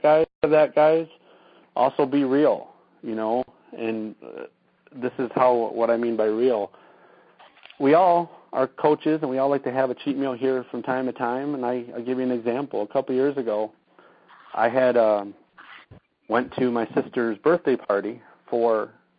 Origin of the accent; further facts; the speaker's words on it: Saginaw, Michigan, United States; I found a lot of success just hashtagging Freeland, Michigan for me, or Saginaw, Michigan, my hometown, Bay City, Midland.